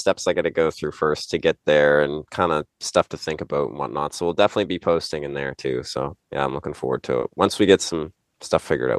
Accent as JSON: {"language": "English", "town": "Lunenburg", "region": "Nova Scotia", "country": "Canada", "accent": "Lunenburg twang, Nova Scotia accent", "said": "I'm from Lunenburg, Nova Scotia, so I got the, you know, kind of the Lunenburg twang and the Nova Scotia accent and stuff like that, so they say"}